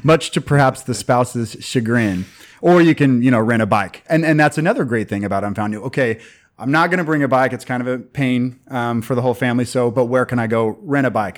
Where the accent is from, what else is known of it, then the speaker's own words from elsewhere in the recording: United States; I'm from America